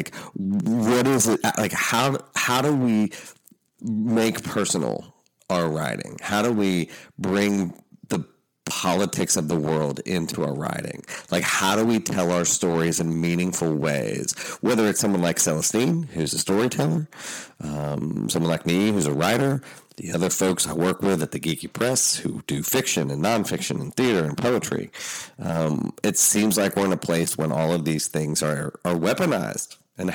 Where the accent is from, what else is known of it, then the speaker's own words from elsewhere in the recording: Appalachia, United States; I'm Appalachian. I'm finishing up a book on the people that everybody's talking about right now. My family settled what the New York Times called the hardest place to live in America.